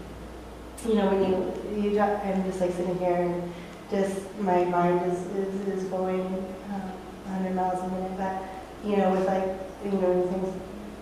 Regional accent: Alaska, United States; moved away as an adult; we're from Alaska. We moved in 2012. We are from a little island town, 8,500 people and 14 miles of paved road.

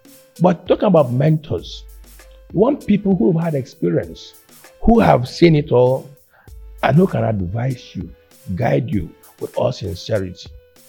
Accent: Akwa Ibom, Nigeria; where we come from, she's from Cross River, or I'm from Akwa Ibom, Bemi was Delta.

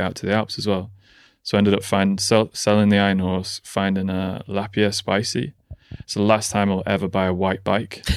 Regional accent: Nantwich, North West England, United Kingdom; born or raised there

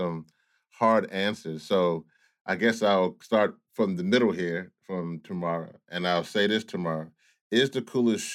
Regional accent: Louisiana, United States; I'm from Louisiana

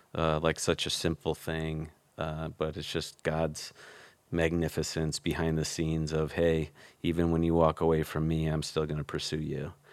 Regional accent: Chicago, Illinois, United States; now in Arizona, United States; I grew up in Chicago where we had Baker Squares

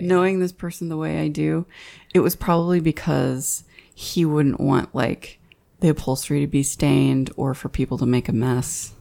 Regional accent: Fort Worth, Texas, United States; We're from Fort Worth

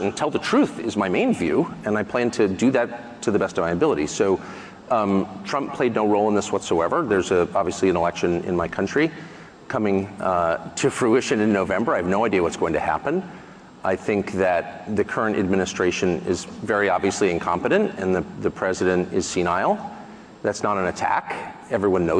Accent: United States; I say that as an American, and I don't have another passport. I don't plan to ever leave my country. My family's been there hundreds of years

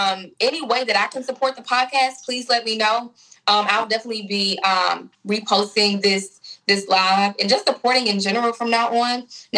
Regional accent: Memphis, Tennessee, United States; I grew up on Marchinoux Street, which is off Dedrick.

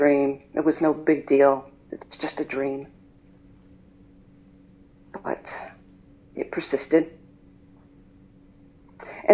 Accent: High Point, North Carolina, United States; I was born and raised in High Point, North Carolina.

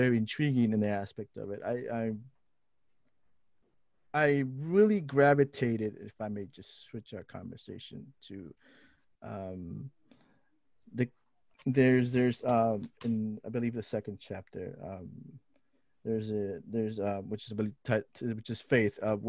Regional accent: Lima, Peru; now in Twin Cities, United States; I grew up in Lima, Peru. I'm a city kid

